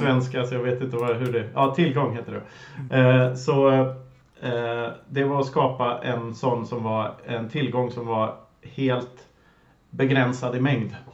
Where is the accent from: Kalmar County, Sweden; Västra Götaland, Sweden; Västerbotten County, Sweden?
Västra Götaland, Sweden; Lidköping; moved away as an adult; also born or lived in Gothenburg; jag är uppvuxen på Kinnekulle eh, söder om Vänern och sedermera Lidköping, en liten håla där.